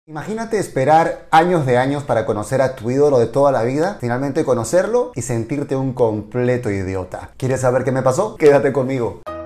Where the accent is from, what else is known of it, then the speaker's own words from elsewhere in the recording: Peru; moved away as an adult; also born or lived in Mexico; en mi país, Perú